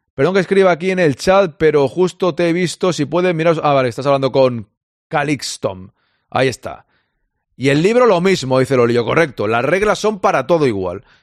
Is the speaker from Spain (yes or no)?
yes; Catalonia, Spain; yo soy catalán